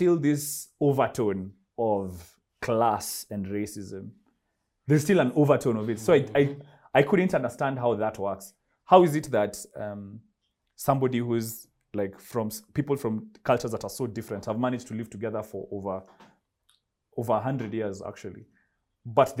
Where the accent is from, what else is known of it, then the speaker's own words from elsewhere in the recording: Kenya; moved away as an adult; I'm African. I'm Kenyan, in fact